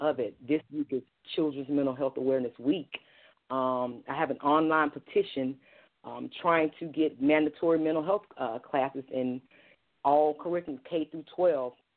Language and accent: English; Columbus, Georgia, United States; my hometown of Columbus, Georgia